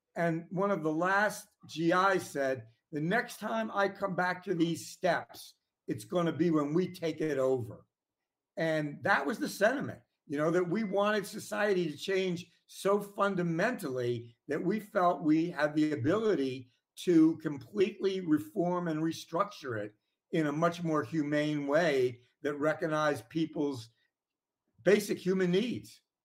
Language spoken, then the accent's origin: English; Washington, District of Columbia, United States; nineteen fifties when I was born in Washington, D C